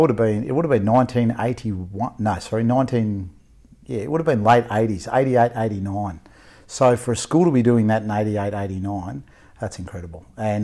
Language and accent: English; Lilydale, Victoria, Australia; also born or lived in Queensland; All right, so I was born in Lilydale, Victoria, actually, is where I was born. And I grew up there for about 15 years.